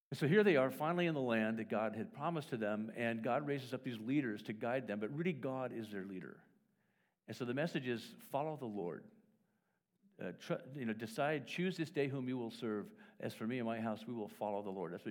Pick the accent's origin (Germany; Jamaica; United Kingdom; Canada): United Kingdom; Wales; born there; First of all, I open it up and it's written in Welsh, which is really helpful but I was born in Wales, and so it's wow, this is interesting.